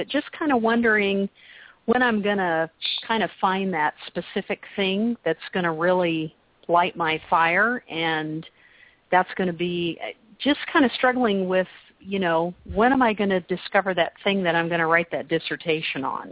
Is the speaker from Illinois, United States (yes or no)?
no; Kansas, United States; I've always been here in the Midwest